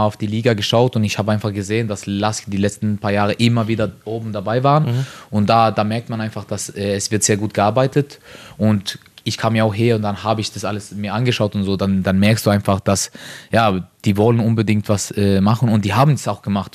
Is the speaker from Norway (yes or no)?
yes; Norway; German is a second language; moved away as an adult; also born or lived in Sweden; now in Linz, Austria; ich bin aufgewachsen in Norwegen, äh, aber ich habe Eltern von Kosovo